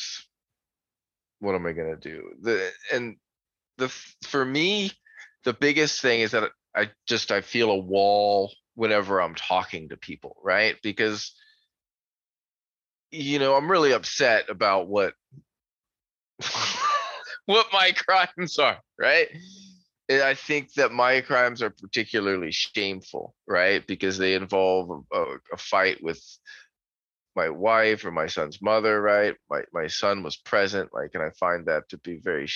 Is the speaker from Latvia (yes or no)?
no; Florida, United States; also born or lived in Newfoundland, Canada; I've lived in Florida since I was about 2 years old. So I was born in Newfoundland, Canada